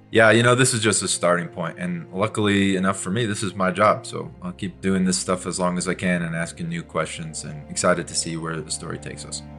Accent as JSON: {"language": "English", "region": "Montana", "country": "United States", "tie": "born or raised there", "said": "I grew up in Montana."}